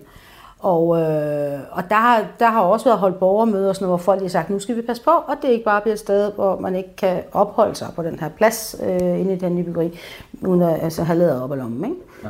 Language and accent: Danish; Aarhus, Central Denmark Region, Denmark; also born or lived in Frederiksberg; now in Copenhagen, Denmark; Jeg kommer oprindeligt fra Aarhus